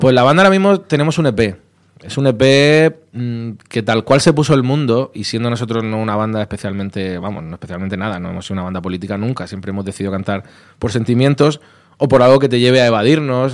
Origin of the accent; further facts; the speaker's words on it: Vega Baja, Valencian Community, Spain; now in Madrid, Spain; muy orgulloso de ser de donde soy, aunque ya casi llevo más años en Madrid, pero la Vega Baja siempre en el corazón